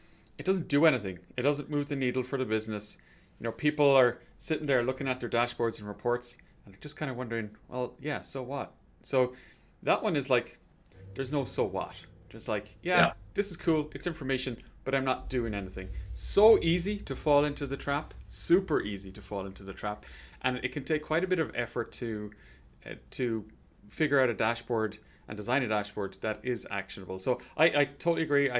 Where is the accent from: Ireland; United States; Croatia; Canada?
Ireland; I'm from Ireland